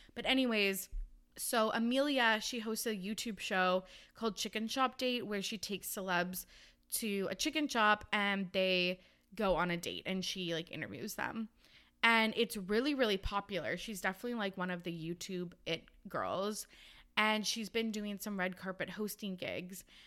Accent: Canada; I'm from Canada

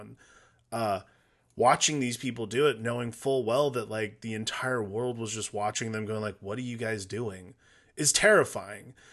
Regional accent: Midwest, United States; also born or lived in Noblesville, Indiana; growing up in the Midwest

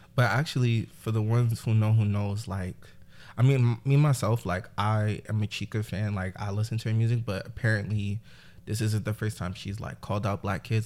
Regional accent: New York City, New York, United States; I'm from Brooklyn, New York, uh, specifically East New York.

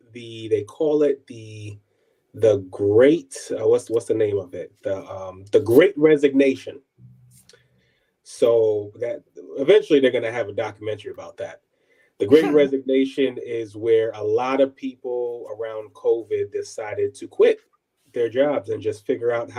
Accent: New York City, New York, United States; moved away as an adult; also born or lived in Ohio; now in Austin, United States; I was born and raised Brooklyn, New York, and I attended Williamsburg Prep

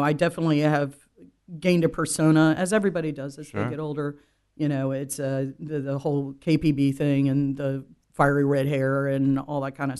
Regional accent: Florida, United States; I'm from Florida.

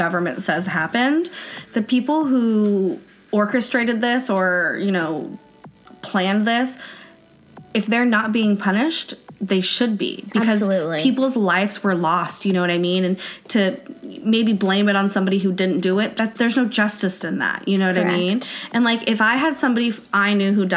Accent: United States; As an American citizen

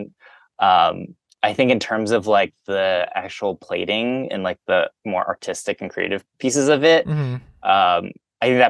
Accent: Cincinnati, Ohio, United States; I grew up in Cincinnati, Ohio

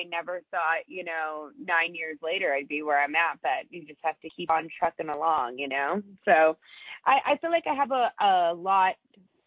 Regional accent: Coronado, California, United States; moved away as an adult; also born or lived in San Diego / Indiana; now in Las Vegas, United States; I was born in San Diego, and I grew up in Coronado

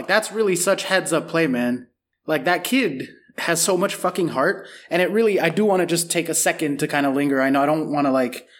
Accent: United States; as an American

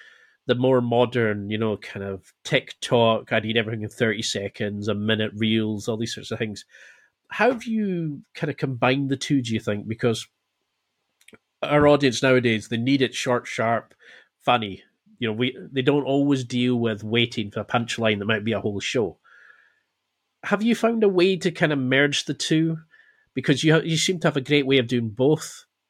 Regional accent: Scotland, United Kingdom; now in Glasgow, United Kingdom; Well, I'm in Glasgow now, but I'm originally from the Highlands of Scotland, so it's up like, think of Game of Thrones

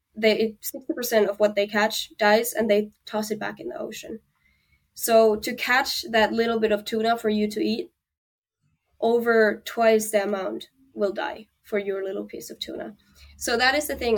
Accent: Finland; moved away; I'm from Finland

